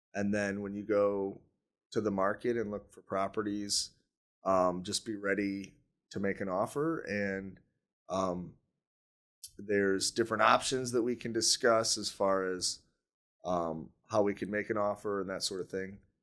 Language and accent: English; Newaygo, Michigan, United States; now in Grand Rapids, United States; I grew up north of Grand Rapids in a little town called Nuevo